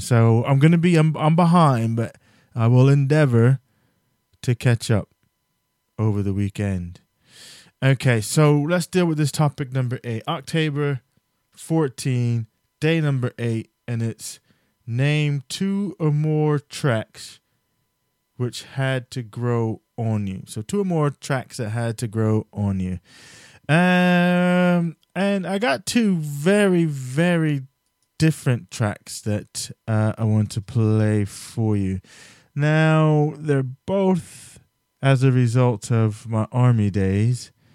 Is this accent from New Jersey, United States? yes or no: yes; New Jersey, United States; I'm from New Jersey